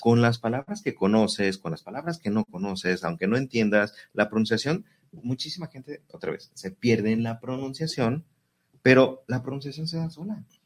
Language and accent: Spanish; Mexico